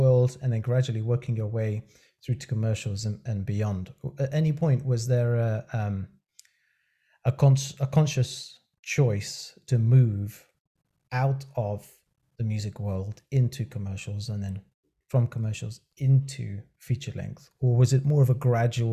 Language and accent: English; United Kingdom; being a Brit